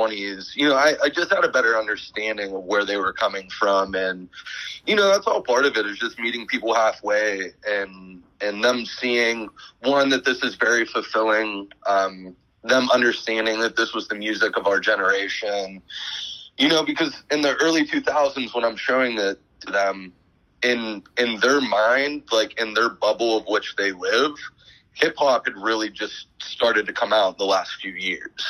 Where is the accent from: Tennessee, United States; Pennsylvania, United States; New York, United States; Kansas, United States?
Pennsylvania, United States; Pittsburgh; I'm from Pittsburgh originally